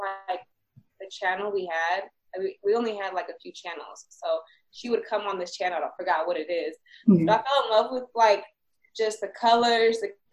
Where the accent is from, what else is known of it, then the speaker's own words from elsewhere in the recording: Bay Area, California, United States; we're both from the Bay Area.